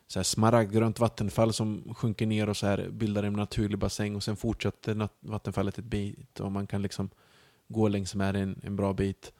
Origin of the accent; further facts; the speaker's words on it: Sweden; also born or lived in Mostar, Bosnia and Herzegovina; jag kommer därifrån, jag är uppvuxen i Sverige